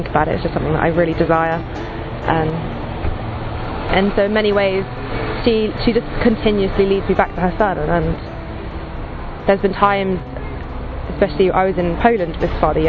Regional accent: Salisbury, South West England, United Kingdom; I'm from Salisbury in England. Born and raised here

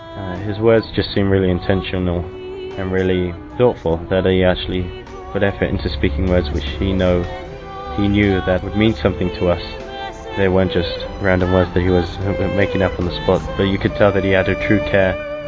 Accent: Reading, South East England, United Kingdom; I'm 19 years old. I come from Reading.

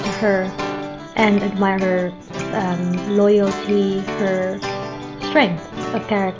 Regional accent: Philippines; I'm from the Philippines and I'm 28 years old.

